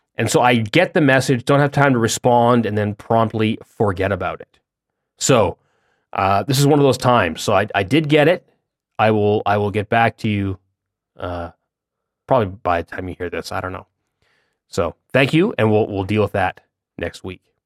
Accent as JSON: {"language": "English", "country": "Canada", "said": "being Canadian"}